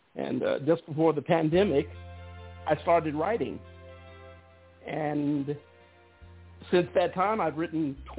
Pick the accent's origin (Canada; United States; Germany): Germany; born there; Well, I was born in Germany. My dad was a military man.